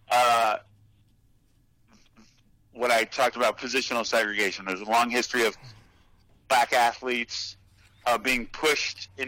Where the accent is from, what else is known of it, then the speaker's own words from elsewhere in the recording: Los Angeles, California, United States; also born or lived in Berkeley; my experiences growing up in Los Angeles or going to Berkeley